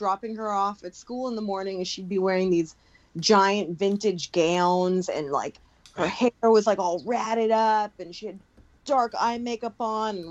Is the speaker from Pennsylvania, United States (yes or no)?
no; Long Beach, California, United States; Growing up in Long Beach, the high school that we both went